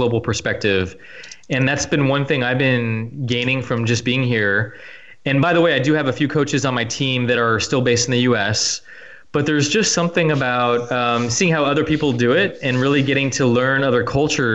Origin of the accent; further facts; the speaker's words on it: California, United States; moved away as an adult; now in France; where I grew up in California